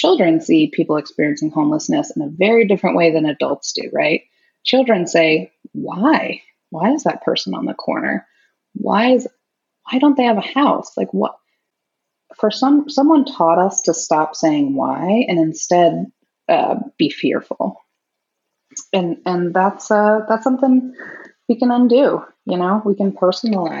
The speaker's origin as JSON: {"language": "English", "town": "Naperville", "region": "Illinois", "country": "United States", "tie": "born or raised there", "moved": "yes", "lives_now": "Seattle, United States", "said": "I grew up in Naperville, Illinois"}